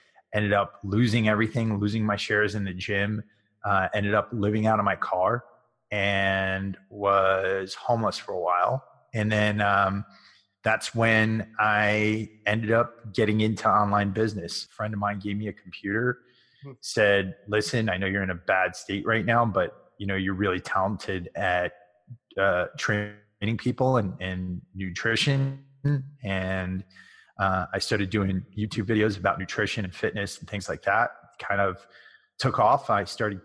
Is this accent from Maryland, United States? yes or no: no; Connecticut, United States; I grew up in Connecticut